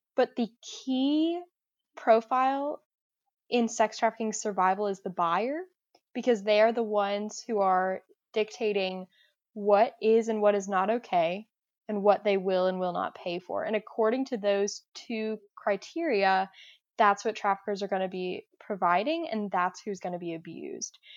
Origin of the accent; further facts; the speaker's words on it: Augusta, Georgia, United States; I'm from Augusta, Georgia